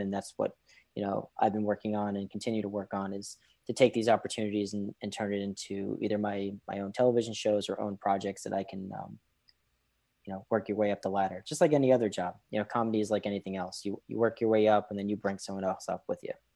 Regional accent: Boston, Massachusetts, United States; now in New York City, United States; I grew up in Boston

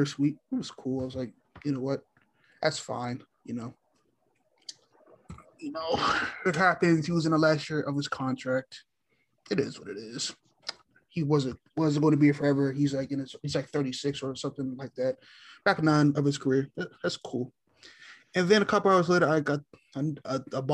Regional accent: Alexandria, Virginia, United States; moved away; I'm originally from Northern Virginia, Alexandria, about a good, 15 minutes from Washington, D.C., our nation's capital. Grew up a D.C. sports fan

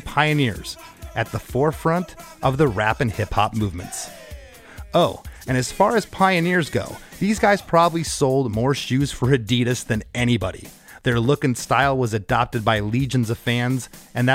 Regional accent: Florida, United States; also born or lived in Gainesville, Florida; I grew up in Florida

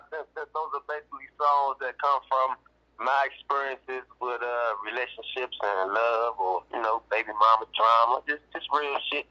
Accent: Washington, District of Columbia, United States; I'm from Southeast Washington, D.C., man.

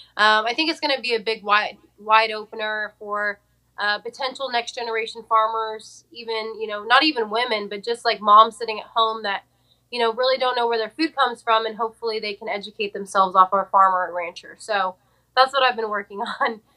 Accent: Fresno, California, United States; moved away as an adult; now in Nashville, United States; born and raised in Fresno, California

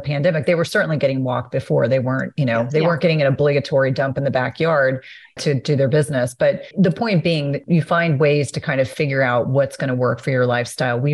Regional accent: New Jersey, United States; I grew up in New Jersey

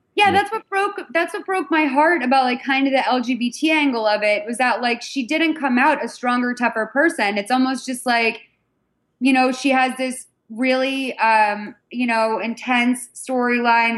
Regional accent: Massachusetts, United States; I'm from Massachusetts

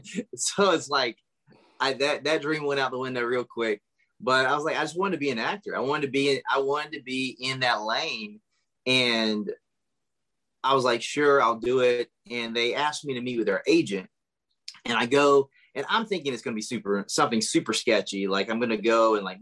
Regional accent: South Carolina, United States; moved away as an adult; also born or lived in Hollywood; I'm from South Carolina

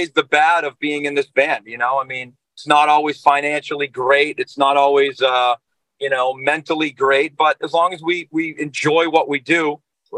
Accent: Boston, Massachusetts, United States; we're from New England. We're from the Boston area.

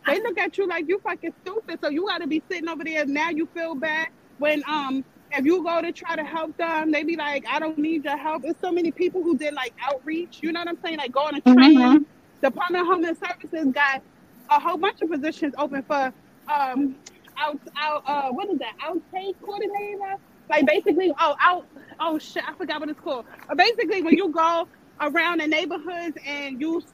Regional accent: New York City, New York, United States; I'm from Crown Heights

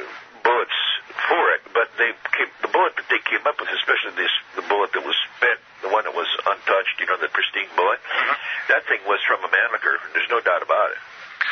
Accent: San Francisco, California, United States; growing up in San Francisco, prior to the 68 riots, street riots and stuff, and the assassination of Martin Luther King, everybody in San Francisco pretty much, not 100%, but pretty much left their doors open.

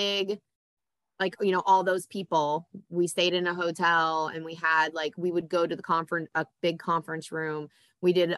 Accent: Indiana, United States; I'm from Indiana

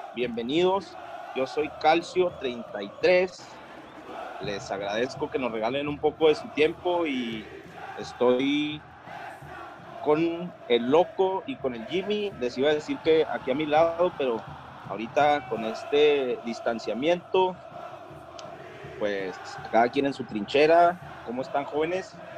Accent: Mexico; los mexicanos no tenemos esa cultura

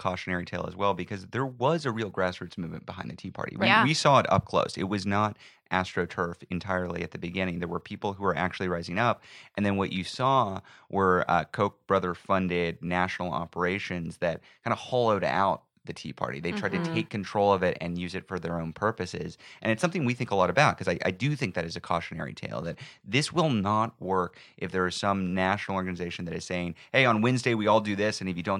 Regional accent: Texas, United States; Buta, Texas.

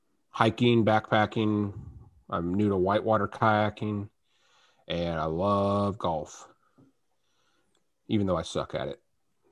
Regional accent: United States; moved away as an adult; also born or lived in Louisiana / New Mexico / Texas / Arkansas; now in South Carolina, United States; I was born in Louisiana. Grew up in New Mexico and Texas, where I met Barry. I went to college in Arkansas, where I got a degree in biochemistry. And I have been out in South Carolina for the last 8 years

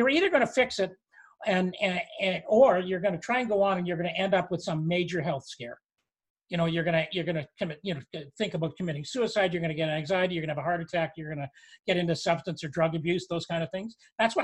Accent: Canada; we're Canadian

